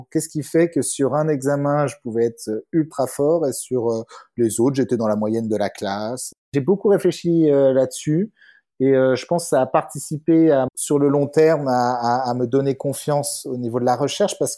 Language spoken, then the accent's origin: French; Bures-sur-Yvette, Île-de-France, France; moved away as an adult; also born or lived in Paris; now in Geneva, Switzerland; je, viens de, la région parisienne. Euh, j'ai été élevé euh, aux Ulysses et à Bure-sur-Yvette, donc dans la vallée de Chevreuse, tout au bout du RERP, Et, euh, mais par contre, j'ai fait mon, mon, lycée en fait à Louis-le-Grand en plein centre de Paris.